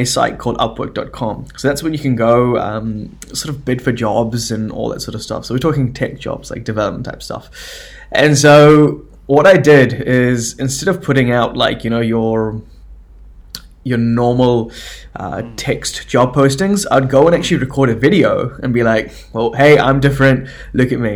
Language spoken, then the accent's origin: English; New Zealand; I was born in New Zealand